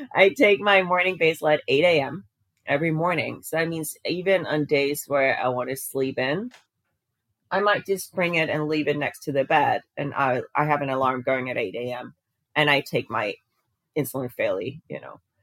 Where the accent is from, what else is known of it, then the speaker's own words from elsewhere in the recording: Denmark; moved away as an adult; now in United States; I grew up in Denmark. I ended up moving to a different continent, and I live in the U.S.